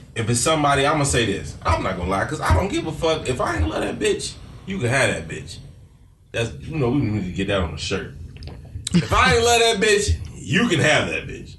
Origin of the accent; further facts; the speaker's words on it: Chicago, Illinois, United States; I'm from Chicago